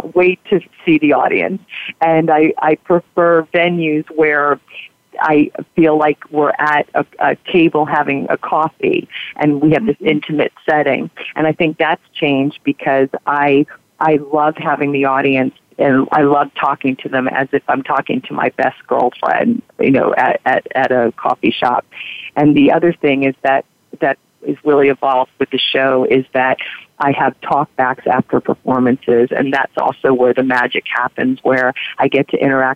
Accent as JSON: {"language": "English", "town": "Virginia Beach", "region": "Virginia", "country": "United States", "tie": "born or raised there", "also_born_or_lived": "New York", "moved": "yes", "said": "Virginia Beach, my hometown, with all my friends and family there"}